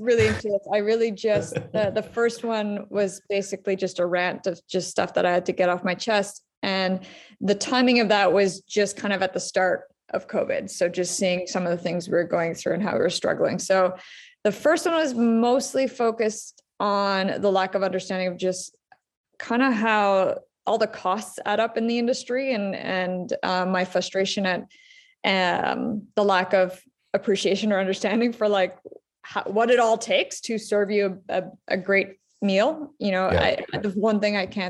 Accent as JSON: {"language": "English", "town": "Ottawa", "region": "Ontario", "country": "Canada", "tie": "born or raised there", "said": "my hometown is Ottawa. I live here, Ottawa, Canada"}